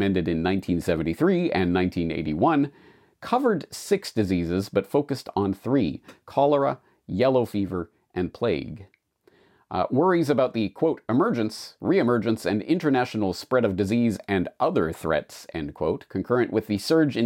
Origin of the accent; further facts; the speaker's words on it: Canada; moved away as an adult; now in Japan; I'm a Canadian who has been living and working in Japan for 19 years now